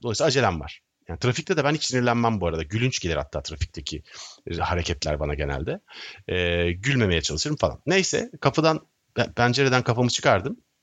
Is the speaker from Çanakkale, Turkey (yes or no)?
no; Istanbul, Turkey; also born or lived in Sivas (father's side); Ben teşvikiyeliyim